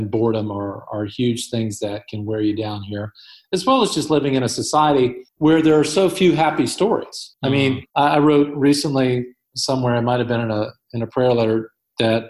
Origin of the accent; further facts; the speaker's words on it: United States; moved away as an adult; Being an American citizen here